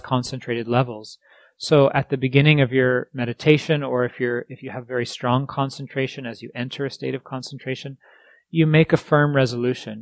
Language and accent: English; East Coast, United States; moved away; I grew up on the East Coast